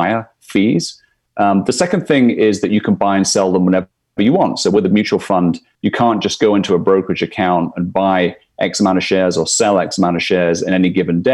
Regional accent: Scotland, United Kingdom; moved away as an adult; now in New York, United States; I'm from Scotland originally. So been in New York, where I'm coming to you from today, for the last 11 years.

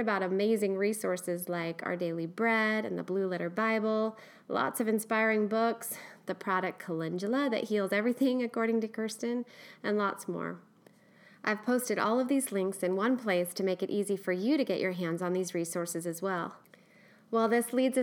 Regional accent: Eugene, Oregon, United States; West Coast, born and raised in Eugene, Oregon girl

